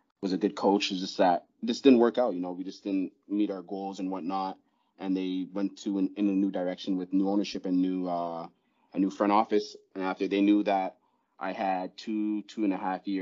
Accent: Toronto, Ontario, Canada; I'm from Ontario. I'm from Toronto

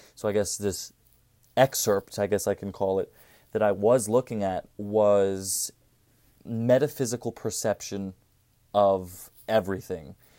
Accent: Cherry Hill, New Jersey, United States; I'm from Cherry Hill, New Jersey.

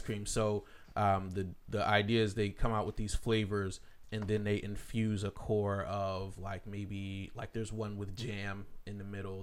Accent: Philadelphia, Pennsylvania, United States; moved away; I'm from the Philly area

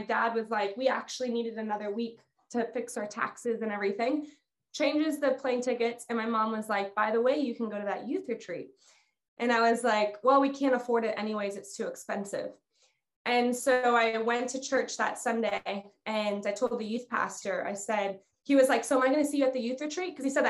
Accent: Guatemala; moved away as an adult; Okay. So I grew up in Guatemala. My parents are missionaries there. I was there for the first 18 years of my life.

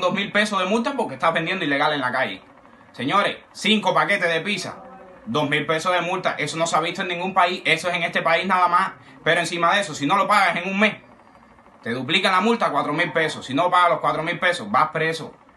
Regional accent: Cuba; soy un ciudadano cubano

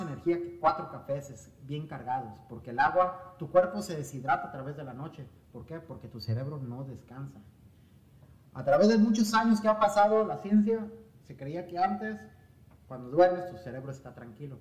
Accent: Mexico; nosotros como mexicanos, y voy a hablar de mí, de, mi cultura, de mi raza

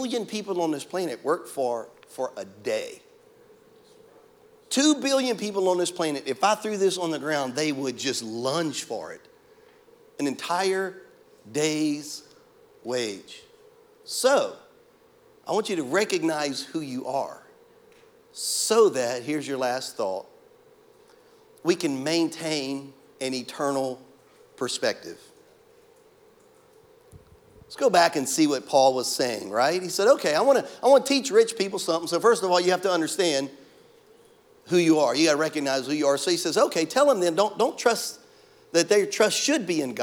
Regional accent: Louisiana, United States; now in Florida, United States; I'm from Louisiana

